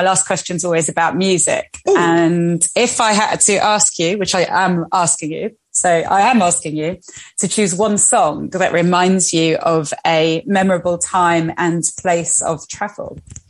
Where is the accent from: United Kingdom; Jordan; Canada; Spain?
Spain; I remember I grew up in Spain and we moved there as children